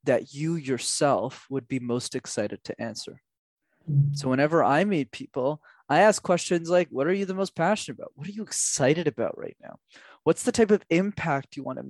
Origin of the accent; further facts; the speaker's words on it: Montreal, Quebec, Canada; growing up in Montreal